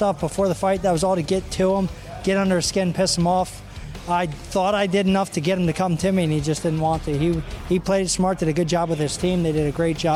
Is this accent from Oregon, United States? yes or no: no; Pottstown, Pennsylvania, United States; M&M Automotive, Lubin Automotive in Pottstown. They're from my hometown